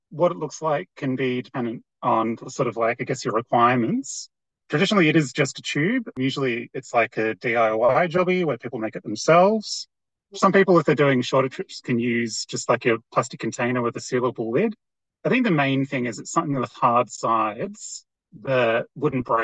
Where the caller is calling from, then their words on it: Mount Buller, Victoria, Australia; I'm calling in from Bulla Bulla, which is also known as Mount Buller in Victoria